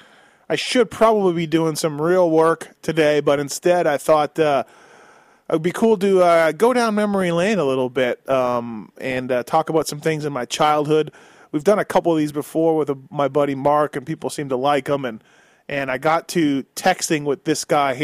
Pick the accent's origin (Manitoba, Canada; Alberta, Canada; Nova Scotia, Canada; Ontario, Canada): Manitoba, Canada; Winnipeg; born or raised there